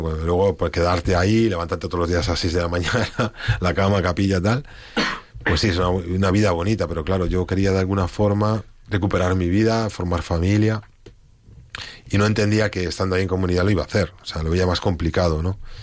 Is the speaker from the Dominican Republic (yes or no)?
no; Spain; yo como español